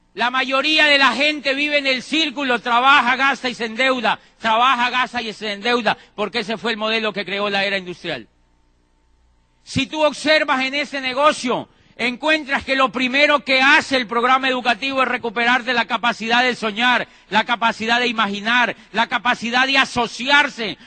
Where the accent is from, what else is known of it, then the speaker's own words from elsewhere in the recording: Colombia; Yo, yo en mi país ya estaba diciendo que ese país no servía para nada. En Colombia